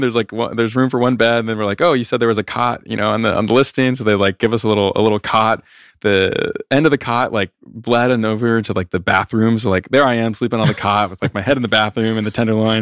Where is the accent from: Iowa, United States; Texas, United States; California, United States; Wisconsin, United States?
Iowa, United States; moved away as an adult; growing up in Iowa, it's like everyone you know is from Iowa